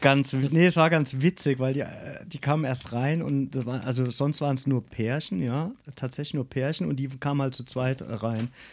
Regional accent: Grünstadt, Rhineland-Palatinate, Germany; bin in Grünstadt geboren, ich bin der Pfälzer

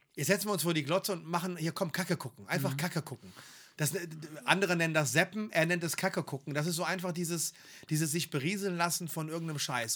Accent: Germany; wir sind aus Deutschland

